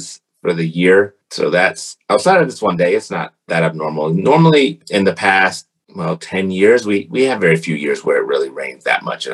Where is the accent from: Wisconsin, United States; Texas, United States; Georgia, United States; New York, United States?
Georgia, United States; Atlanta; moved away as an adult; now in California, United States; I grew up just outside of Decatur. I'm from Atlanta, born and raised there